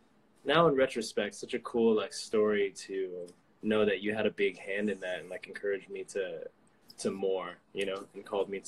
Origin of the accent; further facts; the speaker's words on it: San Diego, California, United States; I'm from San Diego, California.